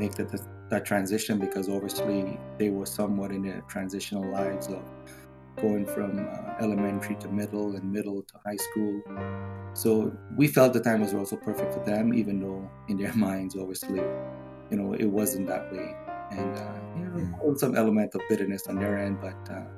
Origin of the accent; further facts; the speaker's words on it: Trinidad & Tobago; also born or lived in Canada; now in Weston, United States; I was born in Trinidad